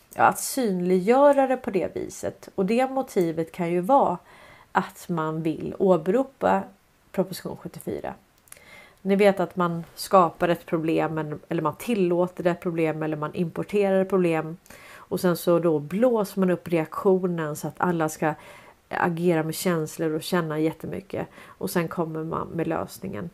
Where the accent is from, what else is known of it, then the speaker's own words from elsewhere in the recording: Stockholm, Stockholm County, Sweden; jag är uppväxt på Sandviksvägen 101 i Hässelby villastad